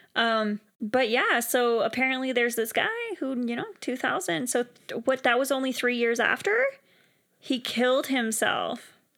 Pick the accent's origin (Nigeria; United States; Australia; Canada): Canada; as a Canadian